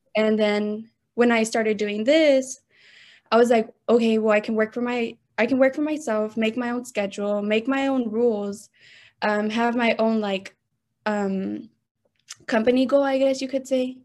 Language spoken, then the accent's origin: English; Austin, Texas, United States; I was born and raised here in Austin, Texas